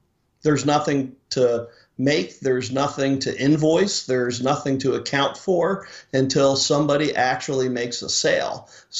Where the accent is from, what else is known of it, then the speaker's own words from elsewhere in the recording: Philadelphia, Pennsylvania, United States; Originally from Philadelphia. My wife as well.